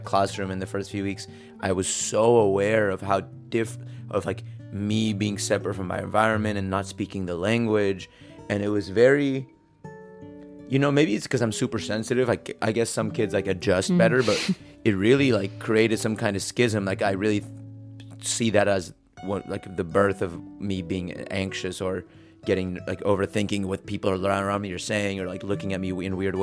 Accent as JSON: {"language": "English", "town": "San Diego", "region": "California", "country": "United States", "tie": "born or raised there", "also_born_or_lived": "Mexico", "second_language": "English", "said": "A few weeks after we moved to San Diego from Mexico"}